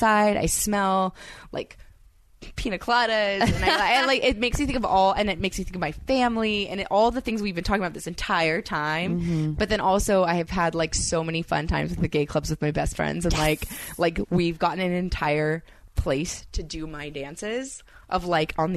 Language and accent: English; California, United States; I'm from California